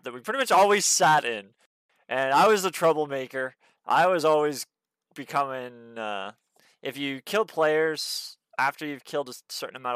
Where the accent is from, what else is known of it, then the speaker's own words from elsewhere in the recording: Canada; I'm from Canada, and so is my little cousin Duncan